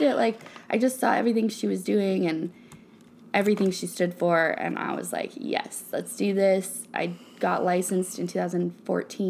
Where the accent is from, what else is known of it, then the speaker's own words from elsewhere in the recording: Phoenix, Oregon, United States; I'm from Phoenix, Oregon, and all of my family still lives there.